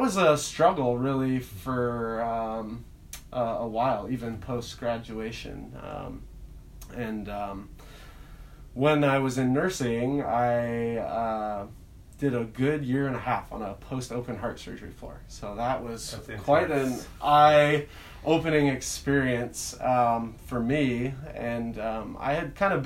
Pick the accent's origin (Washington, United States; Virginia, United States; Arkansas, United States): Washington, United States; Leavenworth; also born or lived in Cashmere, Washington; I grew up in Leavenworth and Kashmir